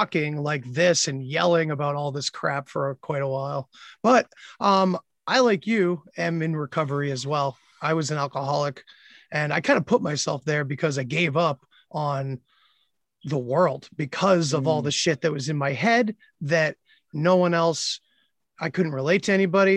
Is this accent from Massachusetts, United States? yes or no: yes; Worcester, Massachusetts, United States; now in Leominster, United States; I'm from the Worcester area